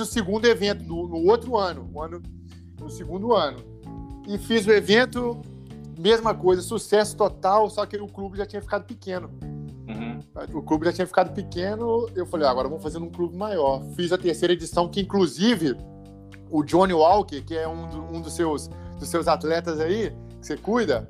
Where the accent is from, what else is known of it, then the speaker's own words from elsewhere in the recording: Ubá, Minas Gerais, Brazil; sou do interior, né, sou de Ubar, Minas Gerais